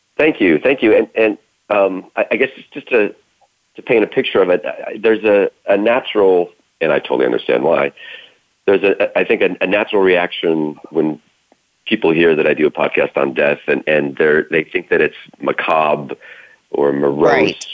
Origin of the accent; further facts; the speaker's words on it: Idaho, United States; I was born in Idaho, 1975